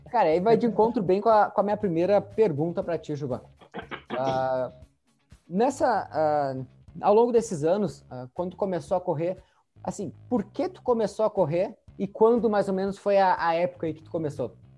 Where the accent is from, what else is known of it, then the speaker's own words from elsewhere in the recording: Santa Maria, Rio Grande do Sul, Brazil; nós somos da cidade de Santa Maria